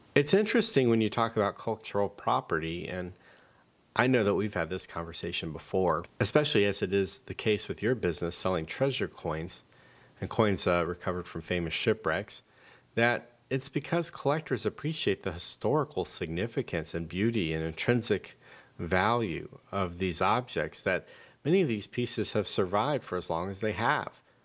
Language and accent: English; United States